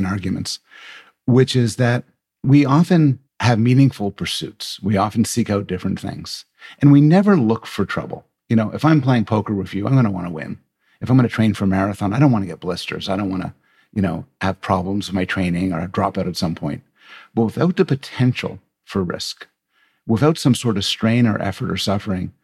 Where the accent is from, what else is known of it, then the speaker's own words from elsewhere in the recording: Canada; I'm Canadian